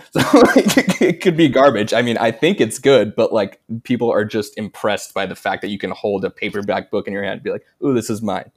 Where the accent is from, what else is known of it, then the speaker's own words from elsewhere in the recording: United States; I'm American.